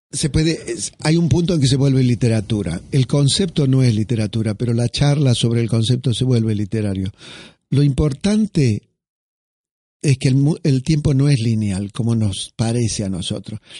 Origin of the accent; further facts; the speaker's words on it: Argentina; mire, discúlpeme, pero yo soy argentino y esto me hace acordar a un escritor, a Borges.